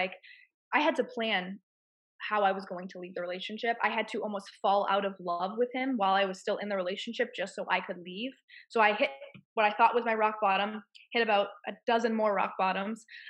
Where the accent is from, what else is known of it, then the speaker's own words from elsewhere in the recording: Massachusetts, United States; moved away as an adult; I'm from Massachusetts and I had to plan my escape